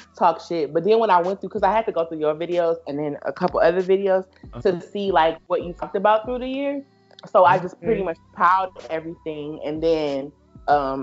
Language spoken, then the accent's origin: English; Detroit, Michigan, United States; moved away; I'm from Detroit, I always talk about how my family is hood as fuck